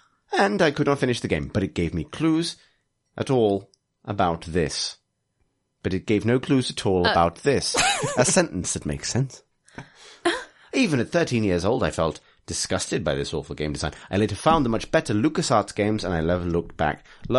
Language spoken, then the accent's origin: English; Liverpool, North West England, United Kingdom; I am actually from Liverpool, yeah. That is a thing.